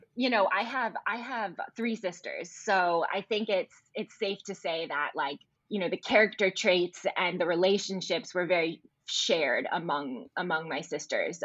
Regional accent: Midwest, United States; I'm from the Midwest

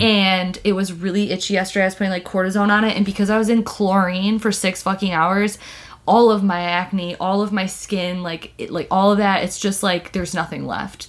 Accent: Detroit, Michigan, United States; I, am from the Midwest. I'm from Michigan, Metro Detroit area. We say pop

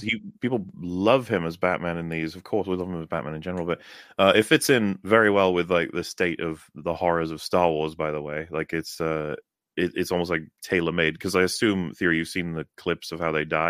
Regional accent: Welsh, Wales, United Kingdom; I'm Welsh.

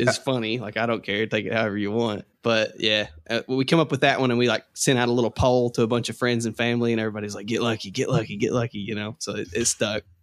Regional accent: Kentucky, United States

